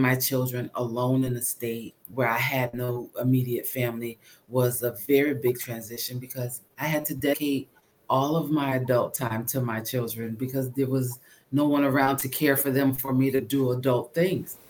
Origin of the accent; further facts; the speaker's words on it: Connecticut, United States; moved away as an adult; also born or lived in Birmingham, Alabama / Bridgeport, Connecticut; now in New Jersey, United States; I'm from Connecticut